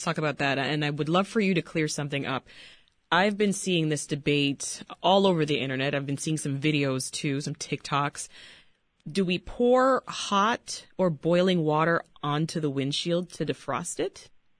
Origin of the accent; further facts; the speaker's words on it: Toronto, Ontario, Canada; moved away as an adult; also born or lived in Washington, District of Columbia, United States; now in United States; I'm from Toronto